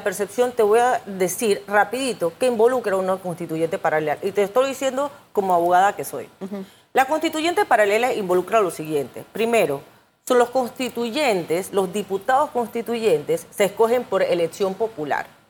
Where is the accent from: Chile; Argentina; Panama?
Panama; como panameña